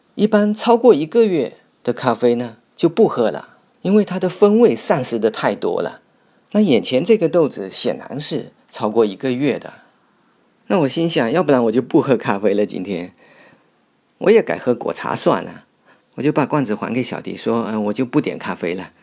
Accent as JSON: {"language": "Chinese", "town": "Fuzhou", "region": "Fujian", "country": "China", "tie": "born or raised there", "said": "我从小就是在这里长大的"}